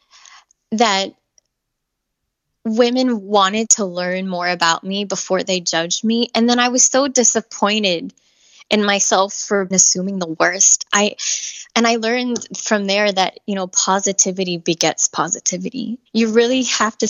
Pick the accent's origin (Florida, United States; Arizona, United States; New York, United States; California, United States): Florida, United States; Miami; being from Miami, being multicultural